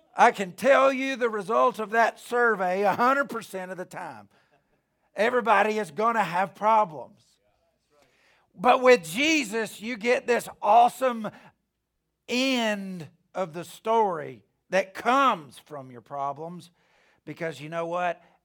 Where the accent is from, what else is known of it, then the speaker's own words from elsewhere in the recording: Alabama, United States; I'm from Alabama.